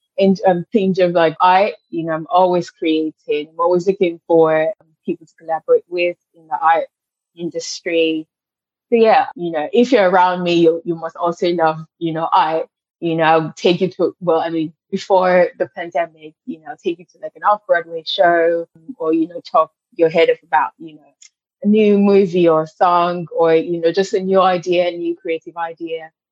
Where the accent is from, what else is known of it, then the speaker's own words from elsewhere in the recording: Lagos, Nigeria; moved away as an adult; now in New York, United States; I grew up in Lagos